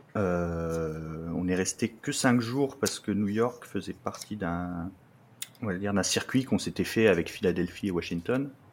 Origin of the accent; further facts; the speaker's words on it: Lorraine, Grand Est, France; now in Troyes, France; je suis originaire, euh, de Lorraine